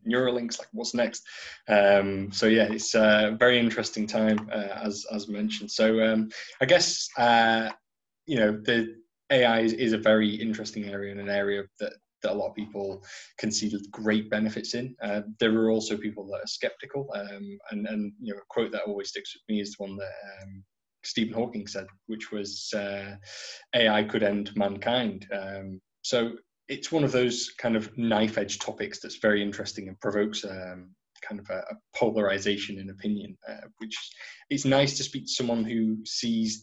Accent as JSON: {"language": "English", "region": "North Wales", "country": "United Kingdom", "moved": "yes", "lives_now": "Ireland", "said": "I'm originally from North Wales"}